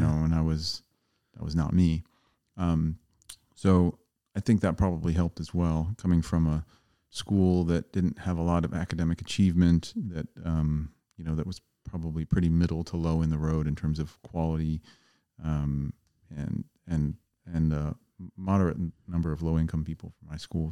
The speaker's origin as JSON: {"language": "English", "town": "Coatesville", "region": "Pennsylvania", "country": "United States", "tie": "born or raised there", "also_born_or_lived": "Downingtown", "moved": "yes", "said": "I grew up outside of Philadelphia in Coatesville, P A, Downingtown"}